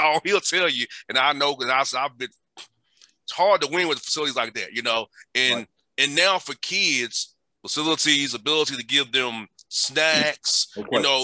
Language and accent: English; Atlanta, Georgia, United States; I'm from Atlanta. I'm from the hood.